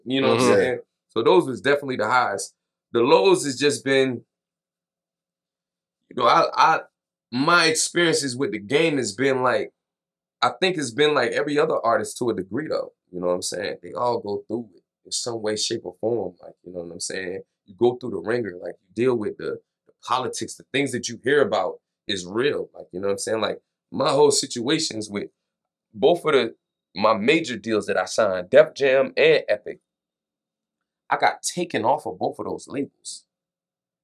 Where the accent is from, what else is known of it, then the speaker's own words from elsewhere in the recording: Durham, North Carolina, United States; I'm from North Carolina, Durham